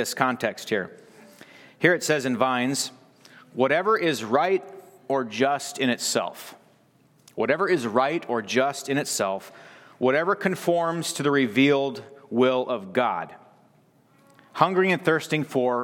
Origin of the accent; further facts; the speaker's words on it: United States; moved away; also born or lived in Belize; I'm an American boy here